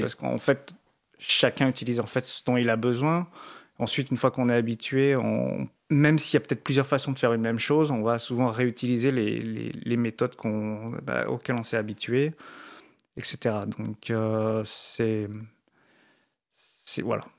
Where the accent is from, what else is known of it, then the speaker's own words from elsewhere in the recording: France; comme on est français